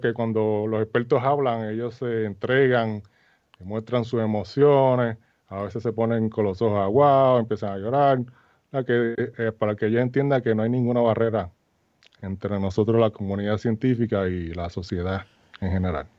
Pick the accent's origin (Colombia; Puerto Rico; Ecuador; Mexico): Puerto Rico; Arroyo; moved away as an adult; now in United States; yo soy natural de Arroyo